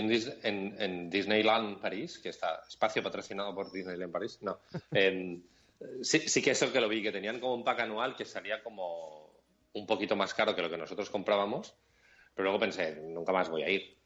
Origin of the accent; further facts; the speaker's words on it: Catalonia, Spain; como somos catalanes, o yo soy catalán